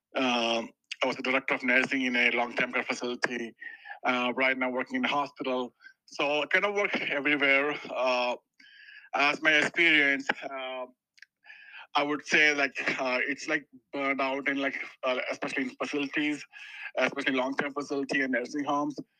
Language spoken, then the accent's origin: English; India; moved away as an adult; now in Denver, United States; I'm basically from India, so I did my uh, education in India, uh, and uh, and I worked there for a couple of years. Uh, and then I came to 2013 to US.